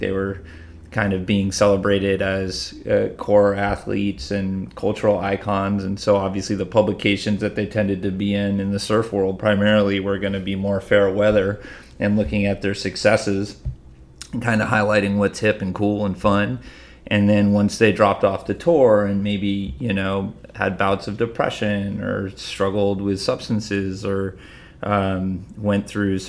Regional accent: Massachusetts, United States; born or raised there

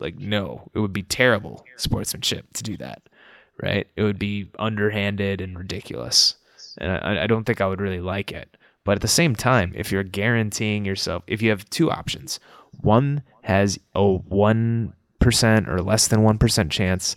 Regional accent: Canada; Canada, my home country

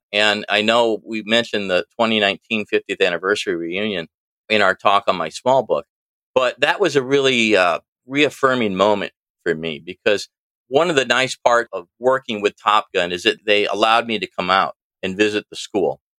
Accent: East Peoria, Illinois, United States; also born or lived in Washington, Illinois; I'm from Washington, Illinois now. I started in East Peoria, really about the center of the state, little north of center of the state. Lived here for most of my life

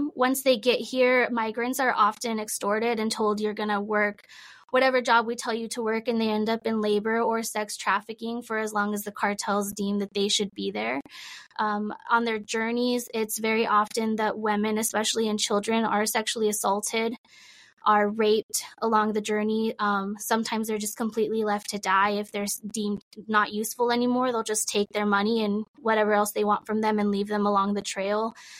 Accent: Del Rio, Texas, United States; So I'm actually from Del Rio, Texas, which is right there along the border.

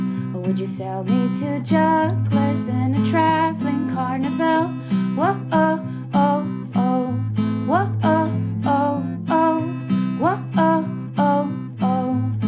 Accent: South Africa; I'm from South Africa

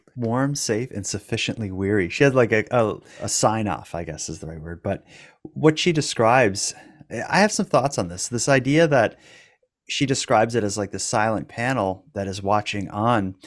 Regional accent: Cape Breton, Nova Scotia, Canada; I'm from Cape Breton. We're extra hardcore.

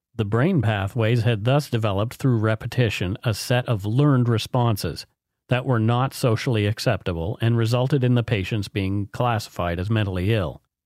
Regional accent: Canada; We are ordinary Canadian schmucks

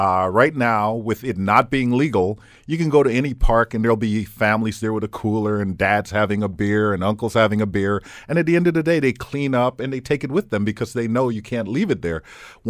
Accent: Fort Lauderdale, Florida, United States; now in Hamilton, Canada; I'm from Fort Lauderdale, Florida.

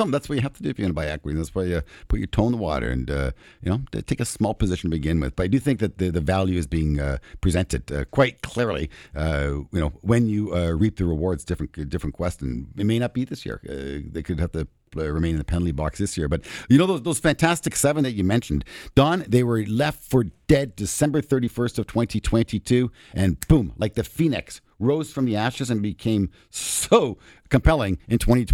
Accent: Canada; being a Canadian that I am

